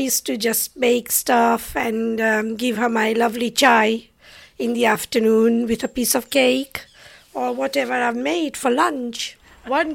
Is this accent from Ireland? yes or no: no; Lusaka, Lusaka Province, Zambia; moved away as an adult; now in United Kingdom; I was born in Lusaka, Zambia, in Africa. And I came over here to study.